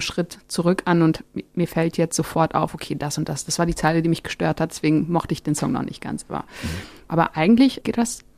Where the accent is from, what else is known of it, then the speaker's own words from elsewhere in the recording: Germany; born there; Auch wenn meine Wurzeln irgendwie in Marokko liegen, bin ich ja in Deutschland geboren